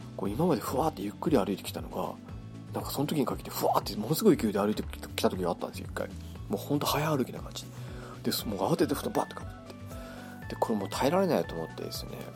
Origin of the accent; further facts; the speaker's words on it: Kitami, Hokkaido, Japan; 北海道生まれの 北海道育ちなんですけれどもあの北見市というですね道東の方ですね